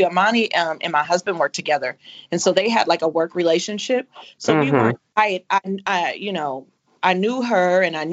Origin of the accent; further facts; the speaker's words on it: Inglewood, California, United States; we're both from Inglewood